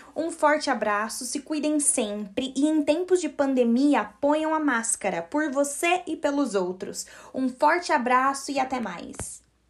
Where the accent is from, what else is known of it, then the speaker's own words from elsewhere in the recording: Brazil; sou brasileira